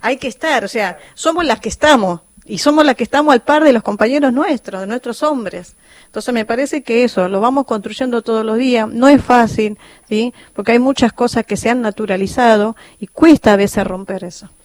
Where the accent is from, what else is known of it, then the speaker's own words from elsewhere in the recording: Calchaquí Valleys, Salta, Argentina; moved away; yo vengo de Salta, de la provincia de Salta, de los valles calchaquíes